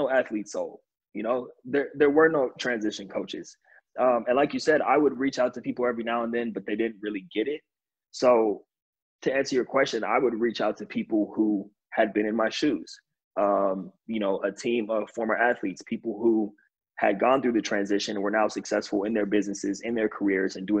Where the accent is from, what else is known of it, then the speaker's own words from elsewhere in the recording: California, United States; also born or lived in New York; I'm from California